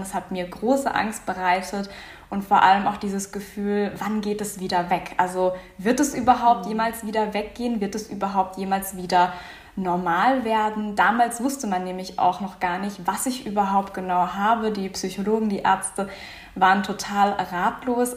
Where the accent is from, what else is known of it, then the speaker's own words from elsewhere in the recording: Offenburg, Baden-Württemberg, Germany; Ich komme aus Offenburg